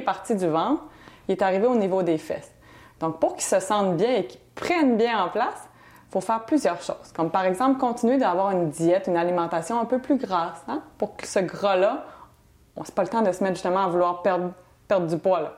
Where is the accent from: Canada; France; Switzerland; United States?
Canada; Quebec City, Quebec; moved away as an adult; also born or lived in Banff, Alberta; now in Montreal, Canada; Je viens de Québec